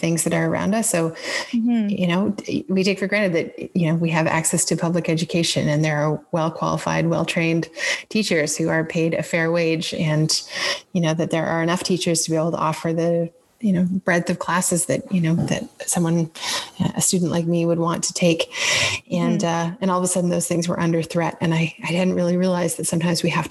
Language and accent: English; Exeter, Ontario, Canada; I grew up in a town called Exeter, which is about half an hour outside of London